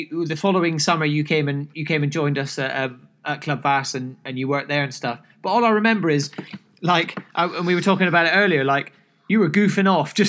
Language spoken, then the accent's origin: English; Scotland, United Kingdom; By the way, I'm Scottish, even though I don't sound like it. I promise I am.